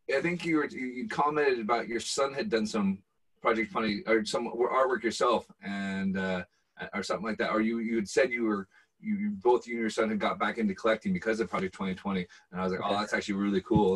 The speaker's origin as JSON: {"language": "English", "town": "Bellevue", "region": "Washington", "country": "United States", "tie": "born or raised there", "moved": "yes", "lives_now": "Scotland", "said": "growing up in Bellevue"}